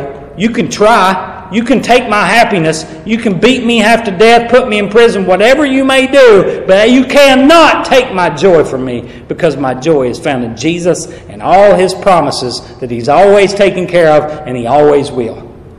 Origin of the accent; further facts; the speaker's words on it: the South, United States; I don't find it hot, but I'm from the South. This ain't hot.